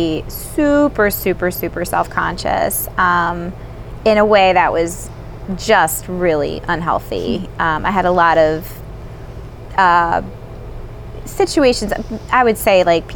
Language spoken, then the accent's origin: English; North Wales, Pennsylvania, United States; I grew up in North Wales, you know, Lansdale area.